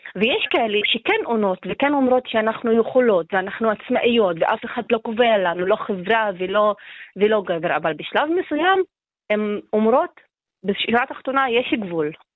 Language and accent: Hebrew; Acre, Northern District, Israel; אני מעכו